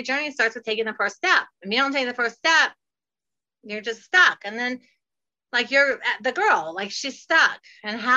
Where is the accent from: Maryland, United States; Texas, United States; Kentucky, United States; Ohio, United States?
Ohio, United States; moved away as an adult; also born or lived in Fort Lauderdale, Florida; now in Florida, United States; I'm from Ohio and I have moved all by myself to Fort Lauderdale. So I moved when I was 19 after high school